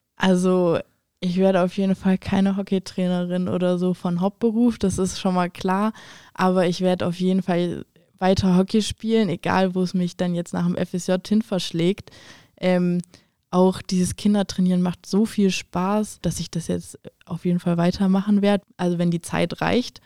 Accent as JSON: {"language": "German", "country": "Germany", "said": "Bei uns in Deutschland"}